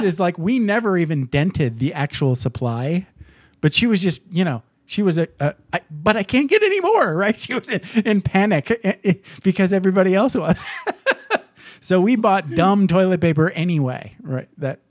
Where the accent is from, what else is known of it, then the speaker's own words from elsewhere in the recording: Upper Peninsula of Michigan, United States; I grew up in Michigan.